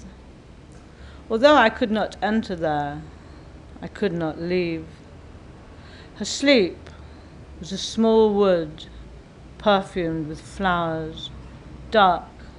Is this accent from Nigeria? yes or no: no; England, United Kingdom; my mother, who was from an Irish family, grew up in Scotland, and then I grew up in England